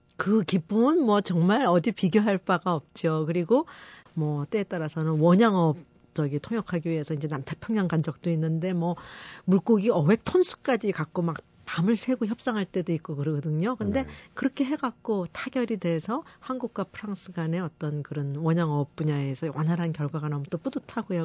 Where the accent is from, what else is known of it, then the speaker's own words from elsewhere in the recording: Seoul, South Korea; first language Korean; 제가 서울 사람이라서